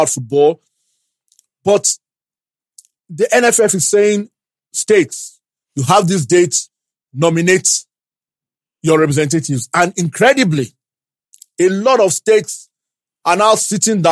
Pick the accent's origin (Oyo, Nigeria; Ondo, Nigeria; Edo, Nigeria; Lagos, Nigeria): Oyo, Nigeria; Ibadan; I grew up in Ibadan